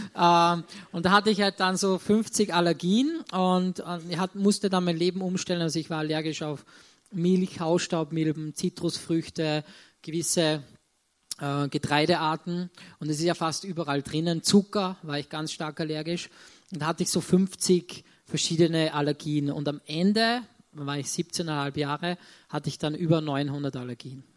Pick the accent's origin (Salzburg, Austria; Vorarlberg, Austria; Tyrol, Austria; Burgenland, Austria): Salzburg, Austria; ich komme aus Salzburg, bin dort auch geboren wir wohnen in Salzburg-Land